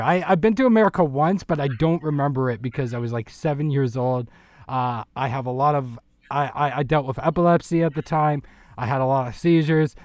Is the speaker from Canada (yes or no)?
yes; Canada; as a, as a Canadian